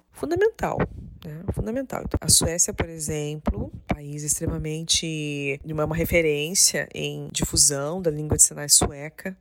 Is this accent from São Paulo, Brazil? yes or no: no; Paraná, Brazil; now in Santa Catarina, Brazil; na minha cidade, na cidade de onde eu nasci, no Paraná